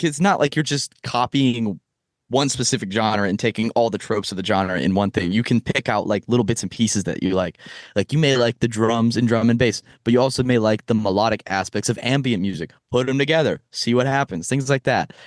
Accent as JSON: {"language": "English", "region": "Texas", "country": "United States", "tie": "born or raised there", "moved": "as an adult", "lives_now": "Boston, United States", "said": "I was born in Texas and raised in Texas my entire life"}